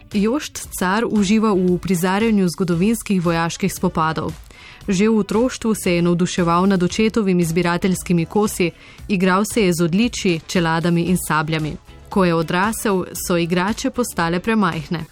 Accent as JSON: {"language": "Slovenian", "country": "Slovenia"}